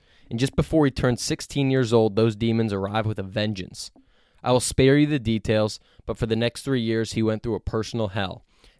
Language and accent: English; Indiana, United States; also born or lived in Atlanta; I grew up in Indiana, and then moved to Atlanta, where I lived for several years